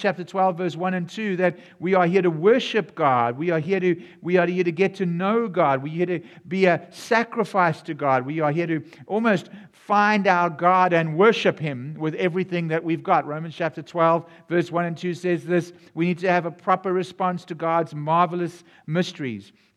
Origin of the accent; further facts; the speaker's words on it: South Africa; now in United States; Yes, my voice sounds a bit different. My, I, I come from South Africa, even though I'm serving here in America.